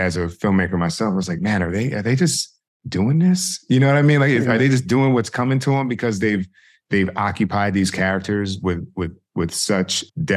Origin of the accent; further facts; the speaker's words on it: South Orange, New Jersey, United States; I'm from South Orange. I grew up there K through 12